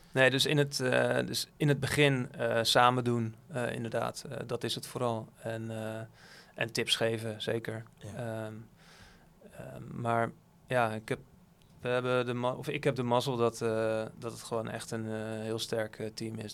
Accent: Netherlands; Als Nederlander

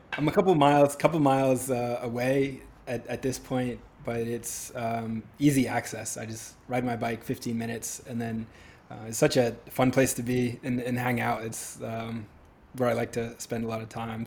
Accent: New Hampshire, United States; growing up in New Hampshire, it was frigid

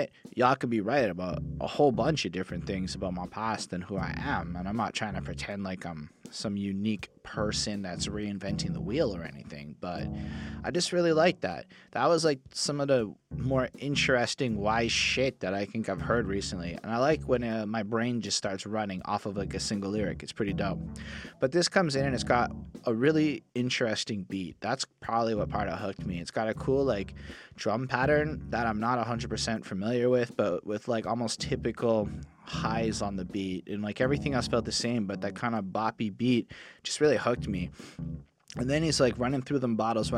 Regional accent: Montreal, Quebec, Canada; born or raised there

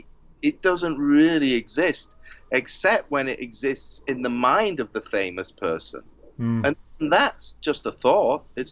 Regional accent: United Kingdom; Maybe it's because I'm British.

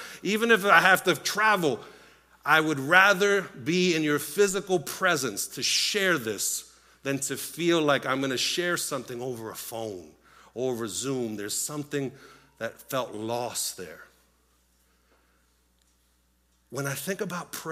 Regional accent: Puerto Rico; moved away; I was born in Puerto Rico, grew up in a Latino home

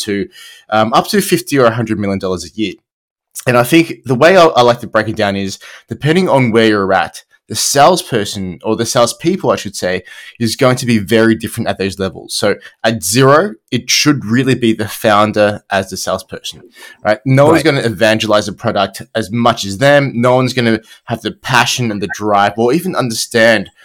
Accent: Australia; accent: Australian; I'm Australian

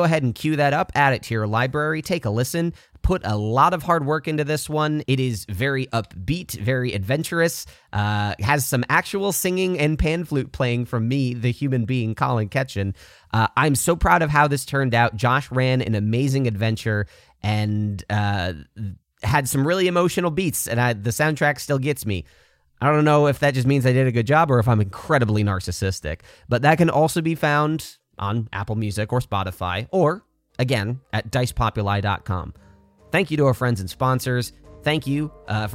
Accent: Canada; now in United States; I'm also Canadian, but I live in the U.S.

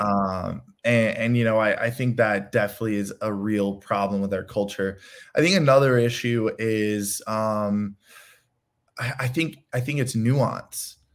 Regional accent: Chicago, Illinois, United States; I'm from Chicago.

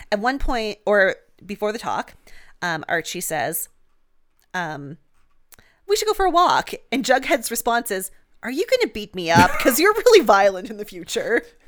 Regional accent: Canada; I'm a Canadian

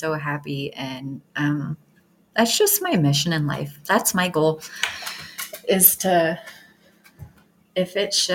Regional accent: Detroit, Michigan, United States; now in Montana, United States; I moved away cross country because I'm from Detroit. And so moved all the way here in Montana.

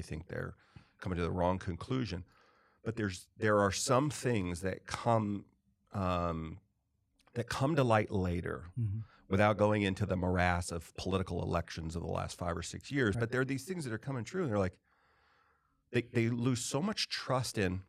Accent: California, United States; moved away; where I grew up primarily in California. It was different to a large degree than the South that I moved to.

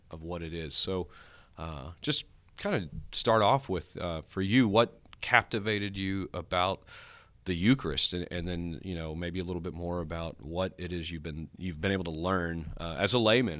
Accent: Longview, Texas, United States; I grew up in Northeast Texas here in Longview

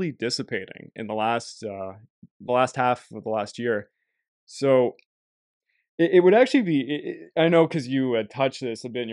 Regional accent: Canada; I'm not American, I'm a Canadian

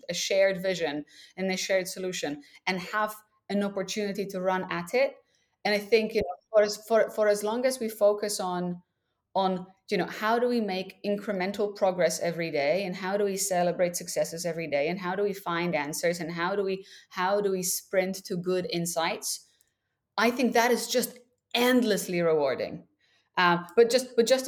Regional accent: Krakow, Lesser Poland, Poland; I was born and raised in Krakow, Poland

